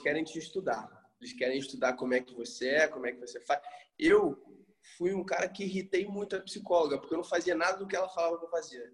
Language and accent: Portuguese; Rio de Janeiro, Brazil; eu sou carioca